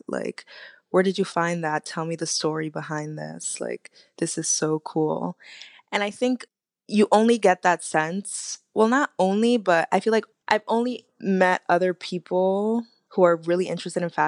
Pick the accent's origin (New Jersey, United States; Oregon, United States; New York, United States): New York, United States; New York City; I'm from Uptown, Inwood